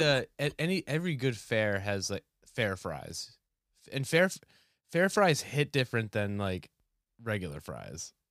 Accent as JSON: {"language": "English", "region": "New Hampshire", "country": "United States", "tie": "born or raised there", "moved": "yes", "said": "I grew up in New Hampshire"}